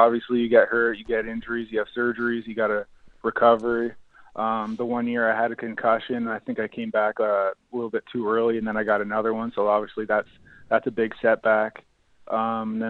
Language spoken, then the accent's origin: English; Kingston, Ontario, Canada; I'm from Kingston, same with Matt O'Donnell